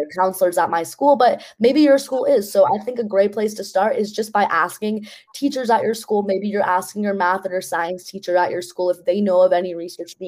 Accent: New York City, New York, United States; I grew up in New York City

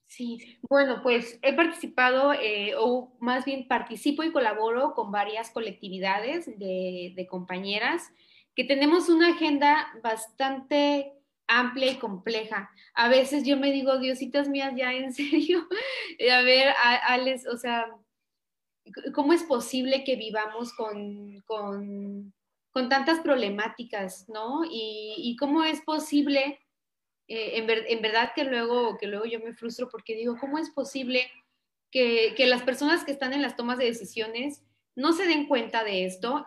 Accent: Chiapas, Mexico; also born or lived in Porto, Portugal; nacida y crecida en Chiapas

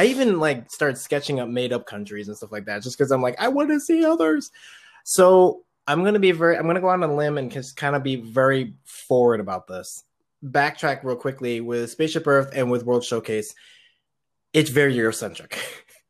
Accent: Philippines; I am very biased of that one because I'm Filipino.

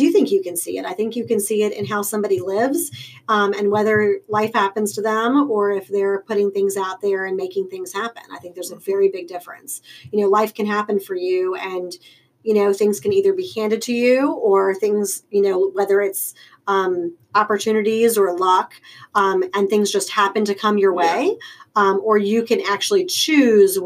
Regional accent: Richmond, Virginia, United States; also born or lived in Long Island, New York; I have lived in Richmond pretty much my whole life.

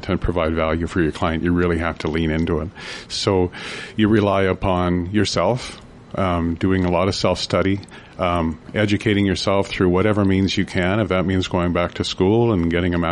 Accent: Vanderhoof, British Columbia, Canada; Born and raised in Vanderhoof

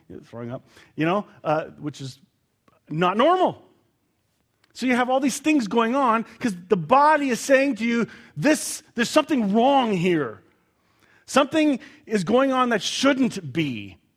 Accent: Canada; I'm Canadian. I took offense.

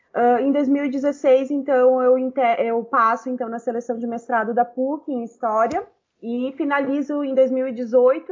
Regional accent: Caxias do Sul, Rio Grande do Sul, Brazil; moved away as an adult; also born or lived in Porto Alegre; eu sou eu venho de Caxias do Sul, né? Então, quando eu passo no vestibular em 2010

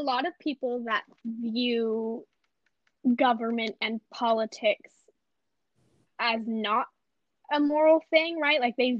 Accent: California, United States; we grew up in California

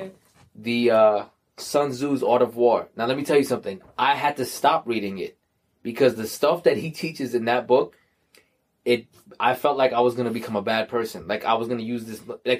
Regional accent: New York, United States

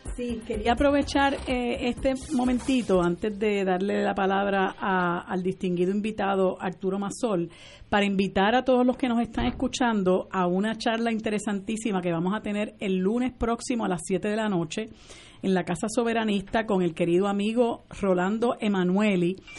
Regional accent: Puerto Rico

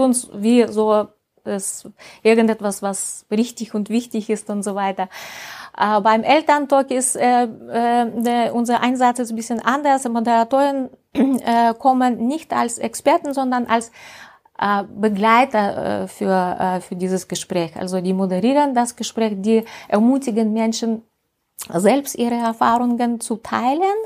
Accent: deep provinces near the Urals, Russia; German is a second language; moved away as an adult; also born or lived in St. Petersburg, Russia / Estonia; now in Germany; ich komme aus Russland, aus dem tiefen Provinz in der Nähe von Ural.

